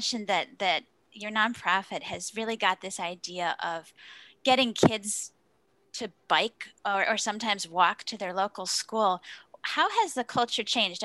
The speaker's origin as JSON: {"language": "English", "town": "Traverse City", "region": "Michigan", "country": "United States", "tie": "born or raised there", "said": "a nonprofit right here in my hometown of Traverse City, Michigan"}